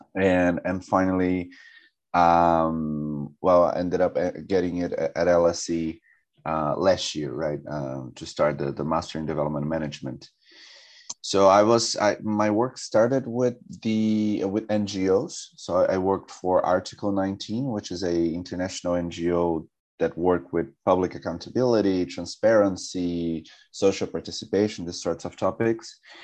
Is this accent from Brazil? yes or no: yes; São José dos Campos, São Paulo, Brazil; moved away as an adult; now in London, United Kingdom; I am um, from a city called São José dos Campos. That's an hour and a half from São Paulo